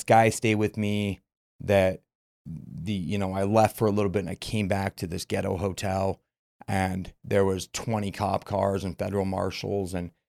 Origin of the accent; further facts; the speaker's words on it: Murray, Utah, United States; I'm from Central, Murray, Utah.